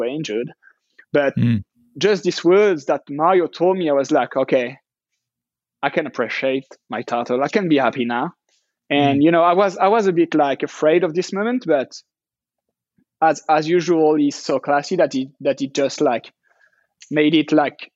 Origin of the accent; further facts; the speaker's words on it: France; It's really close to France, and even more where I'm from. It's 90 minutes drive for my hometown.